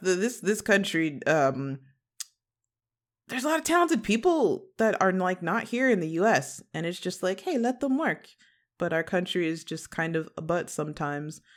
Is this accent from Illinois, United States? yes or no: yes; western suburbs of Chicago, Illinois, United States; now in Los Angeles, United States; I'm a Midwest baby. I am from, uh, Chicago originally, um, in the West suburbs